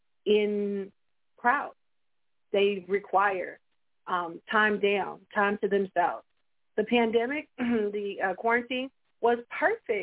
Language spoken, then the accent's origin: English; Tulsa, Oklahoma, United States; I am from Tulsa, Oklahoma